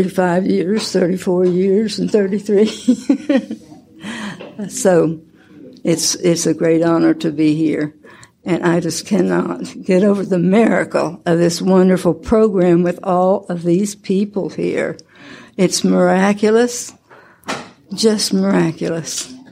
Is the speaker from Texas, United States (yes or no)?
no; Oklahoma City, Oklahoma, United States; I am from Oklahoma City.